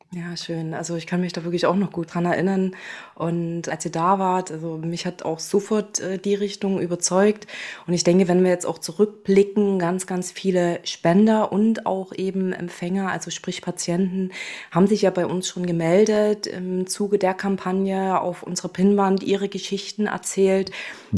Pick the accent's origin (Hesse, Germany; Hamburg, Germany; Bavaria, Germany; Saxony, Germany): Saxony, Germany; Chemnitz; moved away as an adult; now in Berlin, Germany; ich bin gebürtige Chemnitzerin, komme aus Sachsen und arbeite jetzt in Berlin